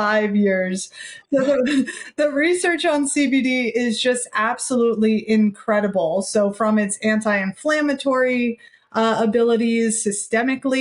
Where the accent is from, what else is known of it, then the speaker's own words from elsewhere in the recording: New York City, New York, United States; now in Boulder, United States; I'm from Brooklyn